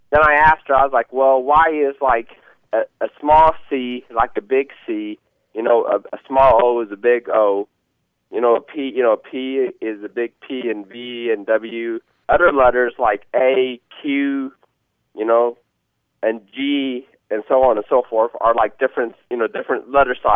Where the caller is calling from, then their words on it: Green Bay, Wisconsin, United States; English is a second language; I'm calling from Green Bay, Wisconsin.